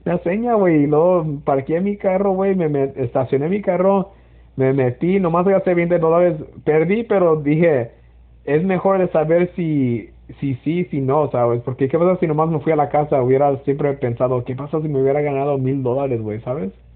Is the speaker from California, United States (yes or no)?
yes; Los Angeles, California, United States; las personas que somos de Los Ángeles nosotros no vivimos como en el centro de Los Ángeles